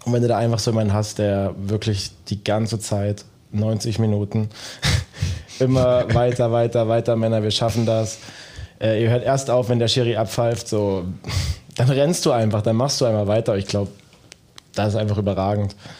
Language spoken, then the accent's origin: German; Dresden, Saxony, Germany; now in Dortmund, Germany; ich komme aus dem Osten, aus Dresden.